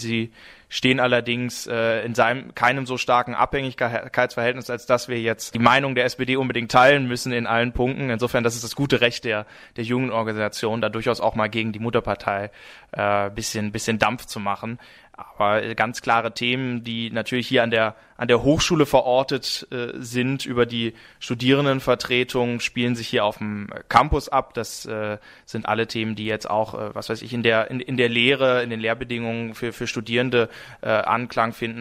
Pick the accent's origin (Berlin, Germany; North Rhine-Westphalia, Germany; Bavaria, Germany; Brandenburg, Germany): North Rhine-Westphalia, Germany; moved away as an adult; now in Karlsruhe, Germany; beim Gymnasium in meiner Heimatstadt Nordrhein-Westfalen